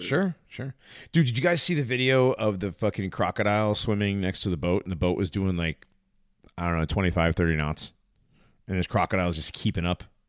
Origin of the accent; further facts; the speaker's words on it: Hartford, Connecticut, United States; I grew up in Hartford